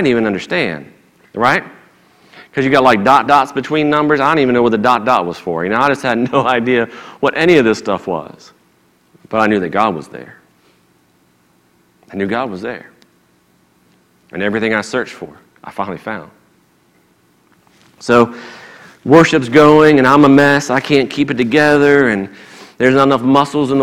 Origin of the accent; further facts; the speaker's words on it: Maryland, United States; moved away; I'm originally from Maryland